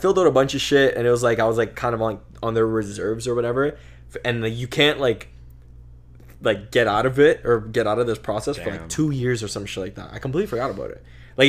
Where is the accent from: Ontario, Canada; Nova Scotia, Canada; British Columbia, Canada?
British Columbia, Canada; Vancouver; No, bro, I was born here. I was born in Vancouver.